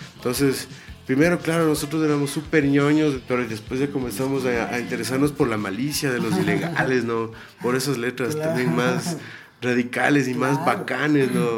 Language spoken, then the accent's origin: Spanish; Ibarra, Imbabura, Ecuador; Nosotros dos nos criamos en Ibarra, mi hermano, el baterista y yo